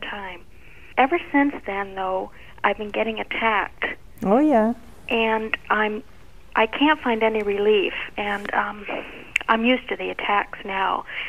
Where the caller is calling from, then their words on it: Steubenville, Ohio, United States; I'm calling from Steubenville, Ohio.